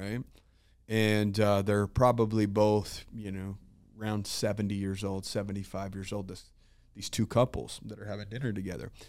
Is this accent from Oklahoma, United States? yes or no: no; Utah, United States; I'm from Utah, dude.